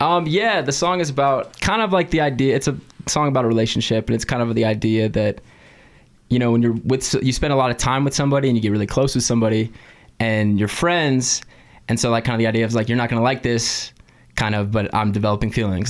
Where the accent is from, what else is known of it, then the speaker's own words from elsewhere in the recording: California, United States; moved away; I'm from California originally